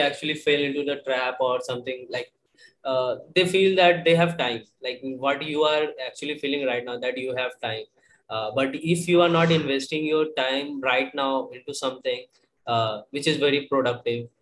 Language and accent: English; Asansol, West Bengal, India; also born or lived in Pune; it's almost 2 years for me being here in my hometown